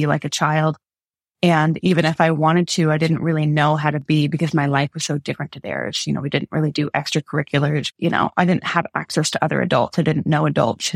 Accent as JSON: {"language": "English", "country": "Canada", "also_born_or_lived": "England", "moved": "as an adult", "said": "I was from Canada."}